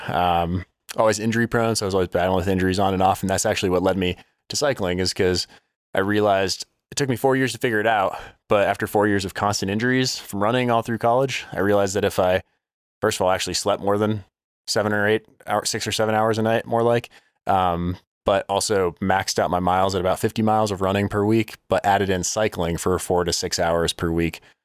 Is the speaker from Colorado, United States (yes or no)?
yes; Denver, Colorado, United States; also born or lived in Oklahoma / New Jersey; now in Colorado Springs, United States; grew up in Denver, Colorado, and then lived in the same house my entire life